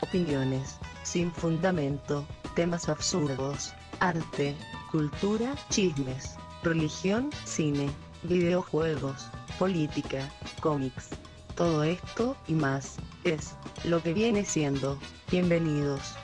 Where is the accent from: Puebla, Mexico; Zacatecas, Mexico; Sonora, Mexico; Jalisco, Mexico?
Jalisco, Mexico; Guadalajara; nosotros como tapatíos